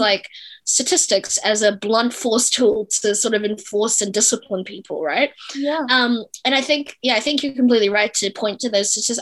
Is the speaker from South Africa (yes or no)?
yes; South Africa; now in New Zealand; I'm a South African immigrant